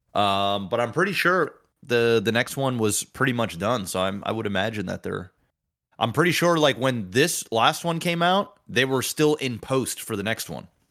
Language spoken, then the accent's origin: English; Canada; it's the part of being Canadian I do not like